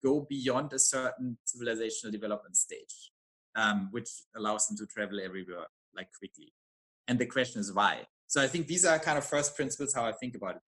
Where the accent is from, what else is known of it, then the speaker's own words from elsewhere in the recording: Germany; I'm from Germany